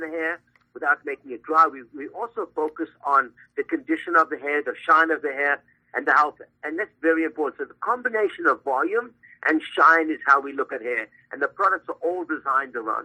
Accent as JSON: {"language": "English", "country": "South Africa", "tie": "born or raised there", "moved": "yes", "lives_now": "Los Angeles, United States", "said": "I'm from South Africa."}